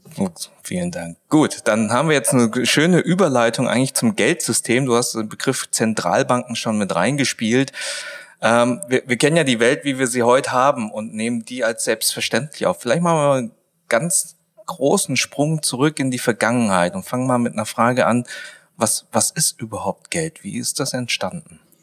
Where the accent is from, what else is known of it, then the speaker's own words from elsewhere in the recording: Swabia, Germany; ich bin ja ein Schwabe.